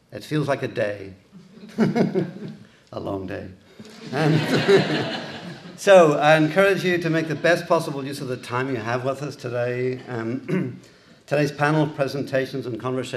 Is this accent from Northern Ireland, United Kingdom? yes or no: yes; Belfast, Northern Ireland, United Kingdom; accent: Irish; moved away as an adult; also born or lived in Boston, United States; now in United States; You can tell my accent is Irish. I grew up in, I was born in Belfast in Northern Ireland